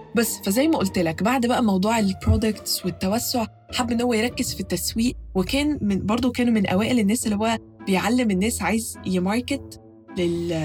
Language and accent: Arabic; Egypt; عندنا في مصر